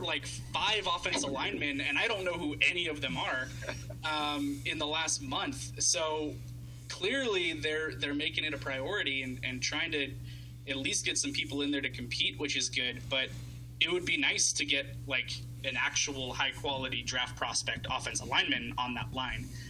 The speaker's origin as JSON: {"language": "English", "town": "Portland", "region": "Oregon", "country": "United States", "tie": "born or raised there", "said": "born and raised in Portland, Oregon, four hours south of Seattle."}